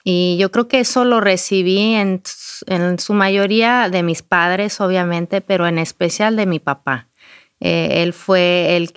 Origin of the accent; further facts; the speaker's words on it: Durango, Mexico; yo nací, mi hermana y yo, mi hermana gemela y yo nacimos en Durango, México. Crecimos ahí